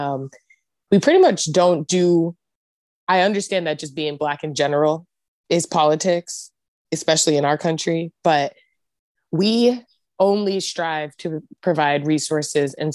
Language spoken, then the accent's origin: English; East Coast, United States; moved away as an adult; now in Eureka, United States; We're both from the East Coast. We're transplants.